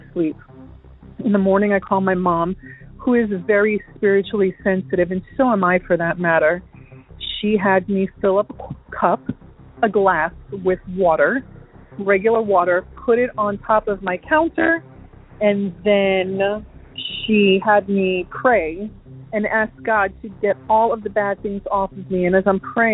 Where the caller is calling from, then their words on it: Florida, United States; I'm calling from Florida